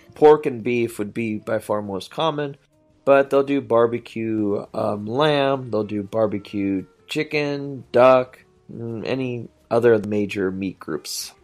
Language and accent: English; United States